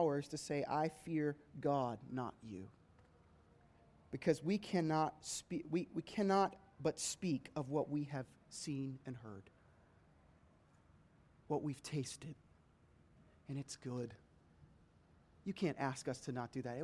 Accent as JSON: {"language": "English", "country": "United States"}